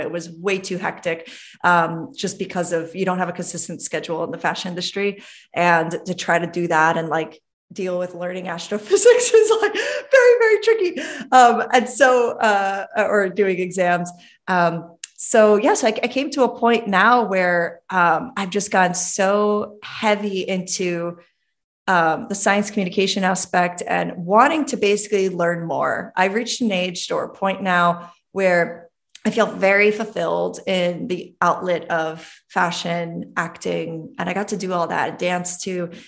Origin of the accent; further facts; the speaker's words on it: New York City, New York, United States; I was born in Brooklyn, Brooklyn, New York